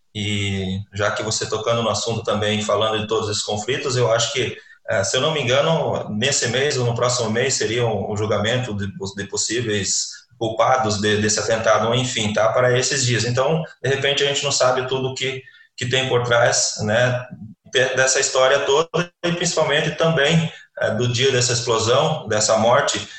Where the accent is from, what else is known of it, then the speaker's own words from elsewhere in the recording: Paraná, Brazil; also born or lived in Lebanon; eu sou do Paraná